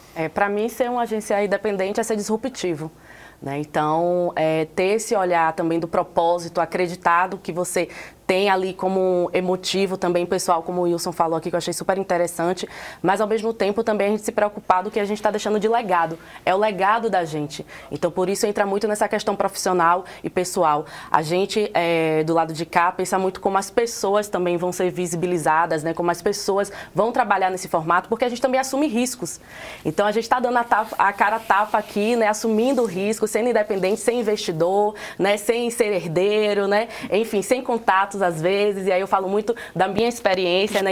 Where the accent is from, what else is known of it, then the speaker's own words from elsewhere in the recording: Salvador, Bahia, Brazil; Sou de Salvador, graças a Deus, tenho 28 anos.